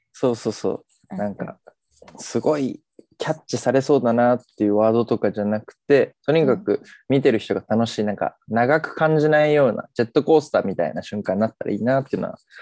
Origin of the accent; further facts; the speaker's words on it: Kagoshima, Japan; moved away as an adult; also born or lived in Fukuoka; now in Tokyo, Japan; 鹿児島で生まれ、大学時代福岡にいて、現在は関東、東京に住んでます